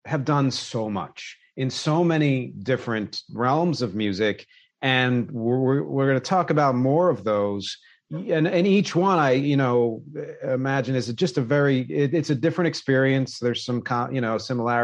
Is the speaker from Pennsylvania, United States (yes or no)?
yes; Philadelphia, Pennsylvania, United States; also born or lived in New York City; now in New York, United States; I grew up in Philly, in the Philadelphia area